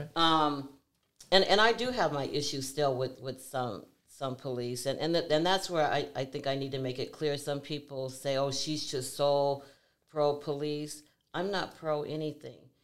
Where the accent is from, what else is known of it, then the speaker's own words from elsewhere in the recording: Seattle, Washington, United States; I was born and raised here in Seattle, Washington.